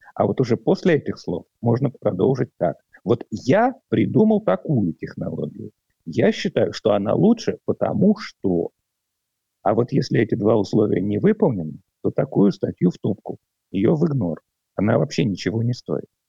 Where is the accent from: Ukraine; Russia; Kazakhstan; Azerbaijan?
Russia; Moscow; moved away as an adult; now in Latvia; Я родом из Москвы. В Латвию я переехал в начале 2013 года